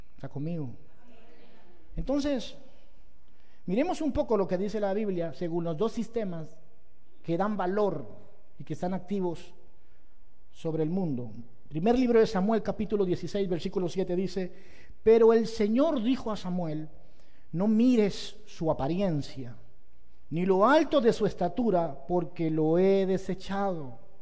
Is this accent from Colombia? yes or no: yes; Pereira, Risaralda, Colombia; Yo soy de Pereira, mucha honra